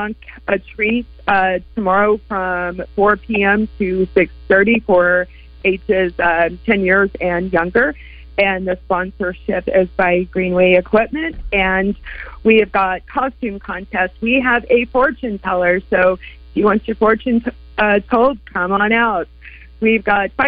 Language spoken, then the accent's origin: English; Arkadelphia, Arkansas, United States; moved away; also born or lived in Hot Springs, Arkansas; I am from Arkadelphia